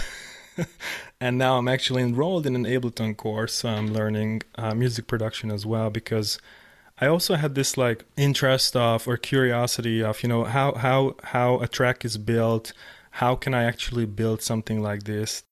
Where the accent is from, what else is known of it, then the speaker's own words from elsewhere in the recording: Hungary; I was growing up in Hungary